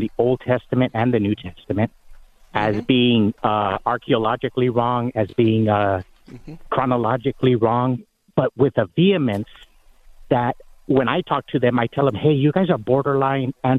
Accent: Mexico; first language Spanish; English is a second language; now in United States; I'm Mexican.

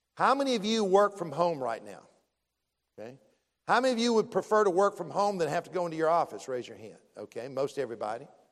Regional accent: Columbia, South Carolina, United States; I grew up in Columbia, the capital city.

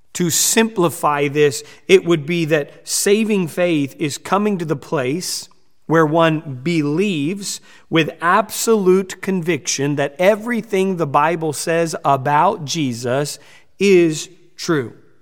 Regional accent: United States; we're from the United States

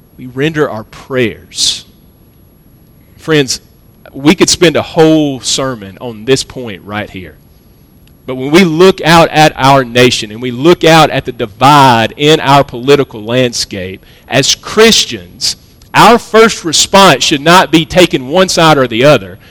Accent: United States; as American Protestants

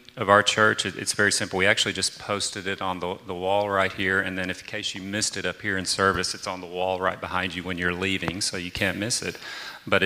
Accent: Arkansas, United States; I'm from the South in a state called Arkansas, so I talk very slow

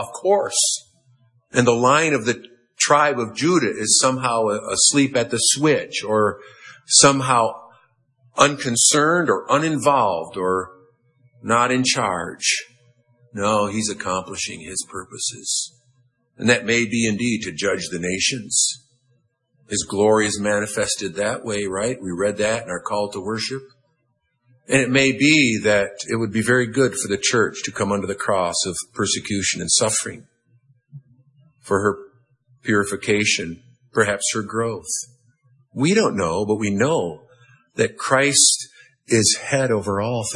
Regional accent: United States; I'm an American

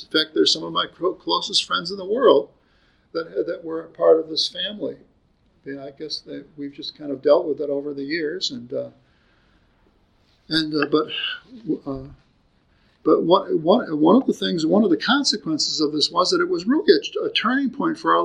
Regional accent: United States; as an American

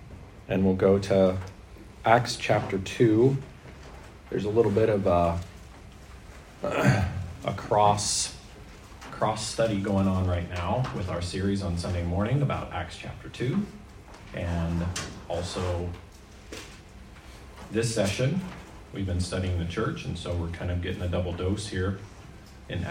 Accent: Maine, United States; now in Canada; As a child, I grew up in Maine

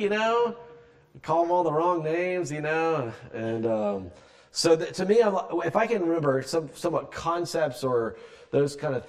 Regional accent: South Carolina, United States; moved away; I'm from South Carolina originally, so I'm not really from here.

